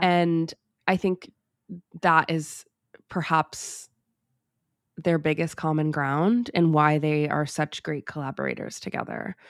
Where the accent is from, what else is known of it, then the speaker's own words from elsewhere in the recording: United States; I, like, sprung into being as an American knowing about Norman Rockwell